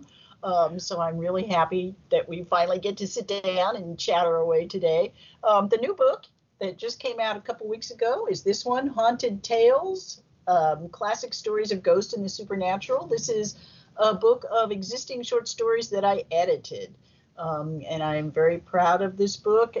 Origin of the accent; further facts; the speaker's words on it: Southern California, United States; I grew up here in Southern California